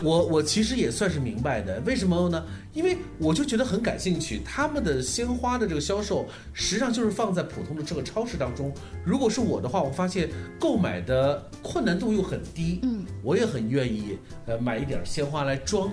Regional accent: China; 我们是中国游客

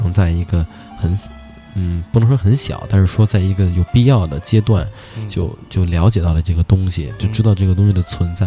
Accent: Beijing, China; also born or lived in New York; 我是北京人

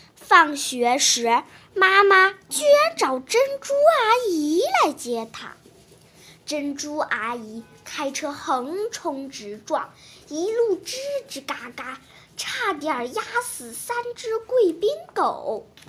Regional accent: Shijiazhuang, Hebei, China; 我来自石家庄市，今年八岁了

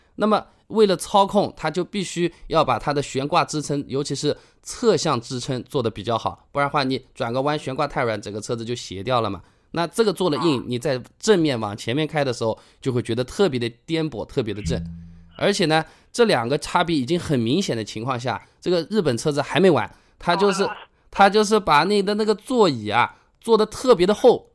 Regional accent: Hangzhou, Zhejiang, China; 我是杭州的

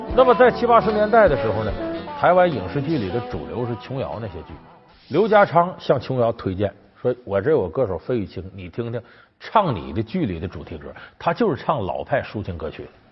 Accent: Northeast China, China; 我这老家在东北

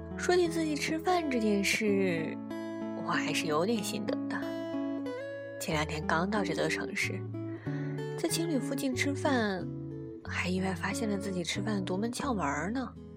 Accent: northern China, China; 他一耳就听出了我来自北方

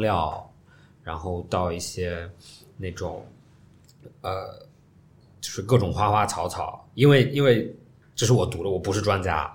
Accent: China; 作为中国人来讲

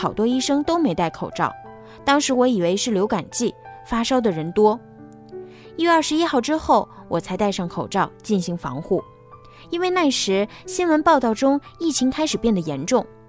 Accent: Hubei, China; now in Wuhan, China; 我老家是鄂西北的，今年春节因为有事要处理，我没打算回家。

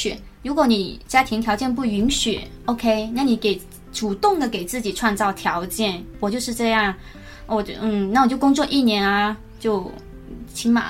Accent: Zhanjiang, Guangdong, China; accent: non-standard Mandarin (Guangdong); 广东人嘛，就是大家都说我的普通话不标准。

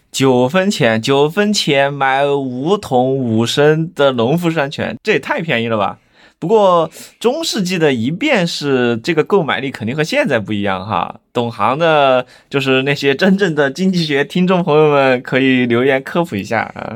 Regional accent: Chengdu, Sichuan, China; 咱们成都人

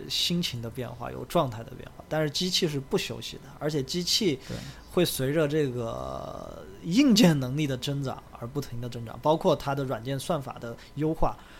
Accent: Leshan, Sichuan, China; moved away; 我的老家乐山

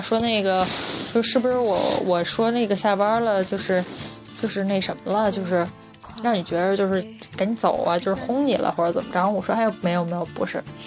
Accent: Beijing, China; moved away; 我们北京人

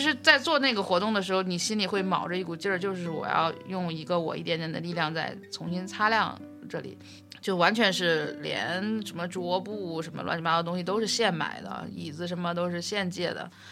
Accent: Beijing, China; 我是北京来的嘛

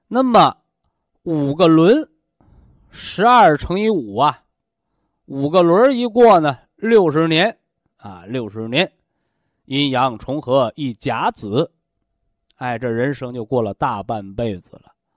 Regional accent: China; 我们身为中国人，我们活得是非常幸福的啊

